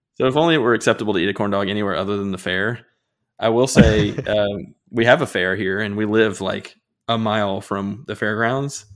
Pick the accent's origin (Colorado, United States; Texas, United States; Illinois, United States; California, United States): Illinois, United States; when I grew up in Illinois, we had a Chick-fil-A that was like forty-five minutes away